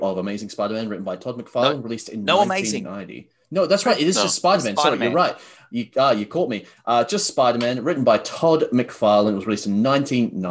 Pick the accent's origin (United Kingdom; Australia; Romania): Australia; accent: thick Aussie; my thick Aussie accent, mate, we're Australian.